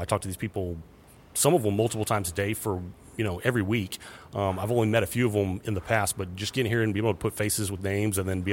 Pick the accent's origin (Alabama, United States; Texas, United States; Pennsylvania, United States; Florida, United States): Texas, United States; The Woodlands; I'm from The Woodlands, Texas, on the north side of Houston.